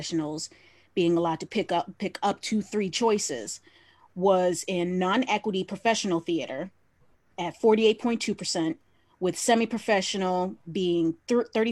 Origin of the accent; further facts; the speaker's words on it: Southeast Michigan, United States; I'm only a Southeast girl